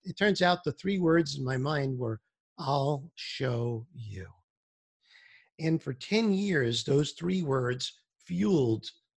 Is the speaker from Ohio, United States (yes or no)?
no; New York City, New York, United States; moved away as an adult; also born or lived in Boston, Massachusetts; now in Florida, United States; I was born in Brooklyn, New York, and I lived there until I was 18 years old, really. And then I moved to Boston and I moved to the outskirts of Boston